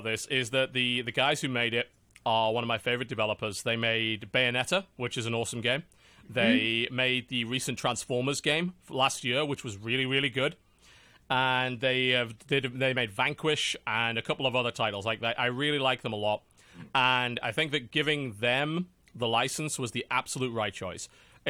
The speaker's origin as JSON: {"language": "English", "region": "England", "country": "United Kingdom", "said": "I'm English."}